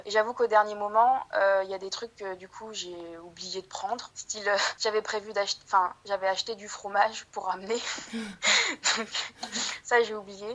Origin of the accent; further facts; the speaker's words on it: France; moved away as an adult; now in Kansas City, United States; je suis française je viens de, France